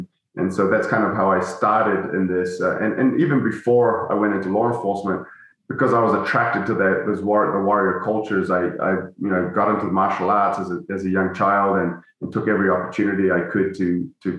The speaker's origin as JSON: {"language": "English", "country": "New Zealand", "tie": "born or raised there", "moved": "yes", "said": "my childhood friends I grew up with in New Zealand"}